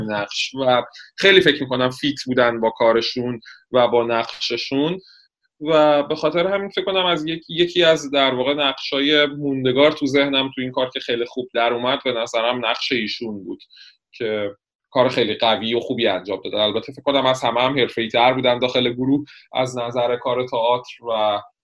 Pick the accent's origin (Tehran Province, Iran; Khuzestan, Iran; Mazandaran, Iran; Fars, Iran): Fars, Iran; Shiraz; moved away; نه من گیلانی نیستم من متولد شیراز هستم